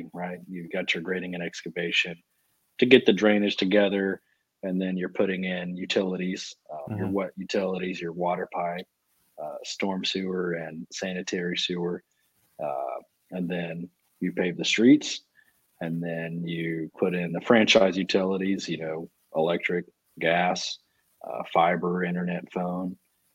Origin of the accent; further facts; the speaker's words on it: Huntsville, Texas, United States; I'm from small town. I'm from Huntsville, Texas. You know, it's most famous for having death row and seven prisons. So growing up, there was not much development